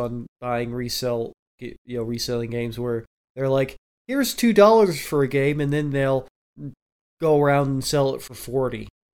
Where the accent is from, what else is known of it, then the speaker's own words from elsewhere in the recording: Southwest, United States; Yeah, I'm from the Southwest.